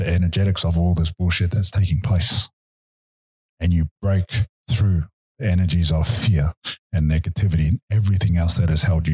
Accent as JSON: {"language": "English", "region": "Auckland", "country": "New Zealand", "tie": "born or raised there", "also_born_or_lived": "Wellington", "said": "when I was 5 years old, when I was adopted, we moved from Wellington to Auckland and I grew up with my grandmother"}